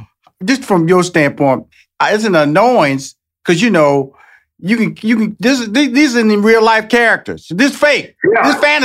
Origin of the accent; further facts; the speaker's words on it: Houston, Texas, United States; And you know, Texas, I'm born and raised in Houston, Texas. I know football is king here.